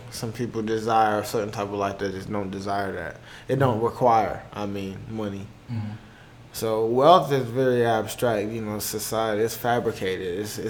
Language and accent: English; Miami, Florida, United States; I'm from Miami.